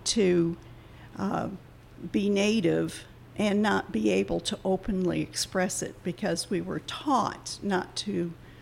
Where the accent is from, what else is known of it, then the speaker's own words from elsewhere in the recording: Upper Peninsula, Michigan, United States; moved away as an adult; now in Charleston, United States; I am Ojibwe from Upper Peninsula, Michigan